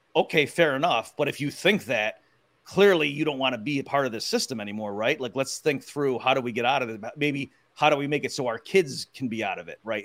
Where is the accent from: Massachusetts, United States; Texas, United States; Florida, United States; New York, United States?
Massachusetts, United States; I'm from Massachusetts